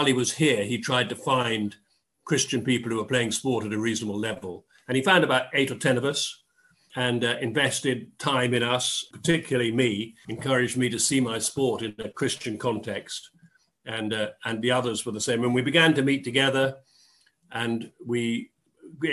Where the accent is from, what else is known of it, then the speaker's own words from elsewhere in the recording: Dorset, South West England, United Kingdom; moved away as an adult; also born or lived in Oxford / London; I grew up in Dorset